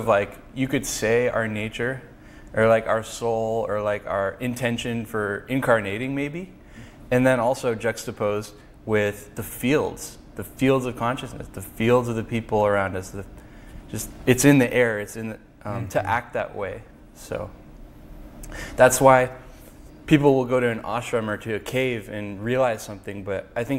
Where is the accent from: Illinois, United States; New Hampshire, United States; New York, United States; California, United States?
California, United States; Mountain View; I was born in Mountain View.